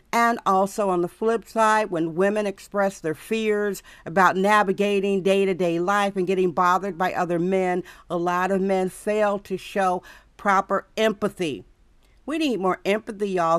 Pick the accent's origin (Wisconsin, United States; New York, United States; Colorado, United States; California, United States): Wisconsin, United States; now in San Francisco, United States; where I was raised in Wisconsin